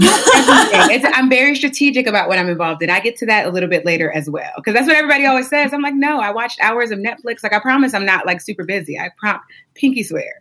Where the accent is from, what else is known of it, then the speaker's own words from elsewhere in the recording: Warren, Ohio, United States; I'm from a small town. It's called Warren. It's towards Youngstown in Ohio, but it's not Youngstown. It's Warren. People get that mistaken a lot. And so I grew up in Warren